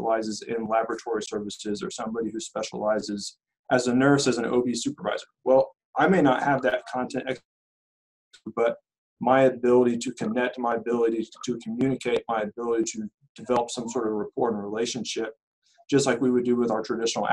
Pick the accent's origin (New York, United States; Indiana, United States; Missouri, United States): Indiana, United States; Terre Haute; moved away as an adult; also born or lived in Wisconsin / Michigan; I was born and raised in Terre Haute